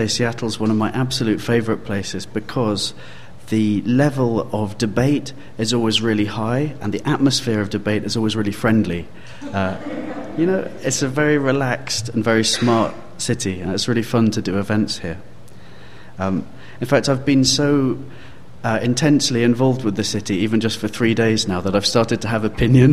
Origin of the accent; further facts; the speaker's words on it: London, United Kingdom; I come from London, and you might have guessed by the accent